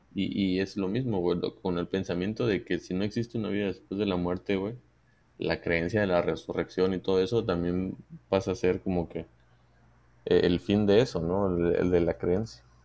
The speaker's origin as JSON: {"language": "Spanish", "country": "Mexico", "said": "nosotros como mexicanos"}